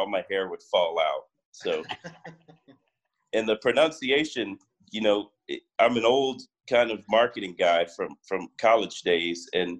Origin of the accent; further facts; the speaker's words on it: Houston, Texas, United States; moved away as an adult; also born or lived in Austin, Texas / Miami, Florida; now in California, United States; So I'm from Houston, Texas. I go back to five generations in Houston. And I grew up there and eventually went to the University of Texas to play baseball.